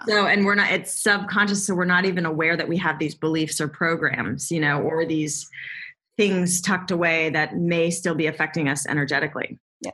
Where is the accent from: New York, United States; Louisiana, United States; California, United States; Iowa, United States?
California, United States; Southern; I grew up in Southern California